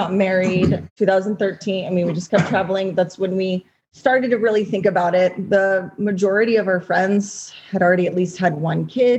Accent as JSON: {"language": "English", "town": "Long Beach", "region": "California", "country": "United States", "also_born_or_lived": "San Diego", "moved": "as an adult", "said": "I'm from Long Beach and moved to San Diego after school."}